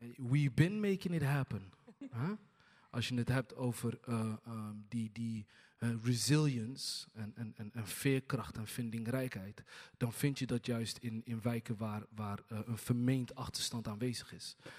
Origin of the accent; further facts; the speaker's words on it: Hargeisa, Somaliland, Somalia; now in Rotterdam, Netherlands; ik kom zelf uit Somalië, ook uit Hargeisa